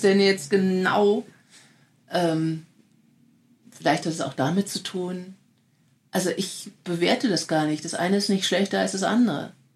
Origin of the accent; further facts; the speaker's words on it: Germany; als Deutsche